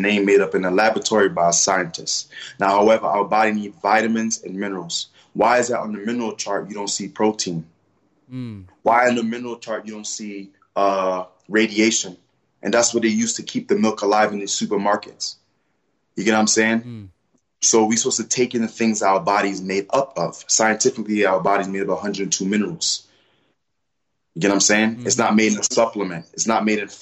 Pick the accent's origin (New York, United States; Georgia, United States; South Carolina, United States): New York, United States; New York City; I'm originally from Brooklyn, Flatbush